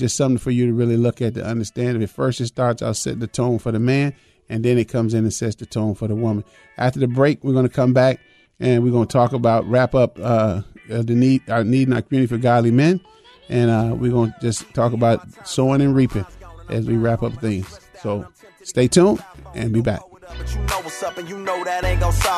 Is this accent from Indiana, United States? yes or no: no; Chicago, Illinois, United States; now in Twin Cities, United States; I was raised in Chicago